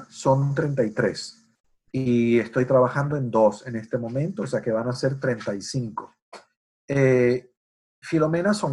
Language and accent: Spanish; United States; porque Jorge es chileno y yo soy americano, eso significa que seguramente vamos a tener un punto de vista distinto